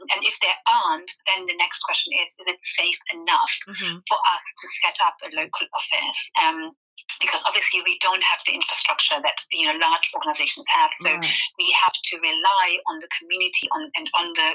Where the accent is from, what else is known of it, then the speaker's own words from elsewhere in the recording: Germany; first language German; English is a second language; moved away; also born or lived in Venezuela / Brussels; I grew up in Germany before I moved to Venezuela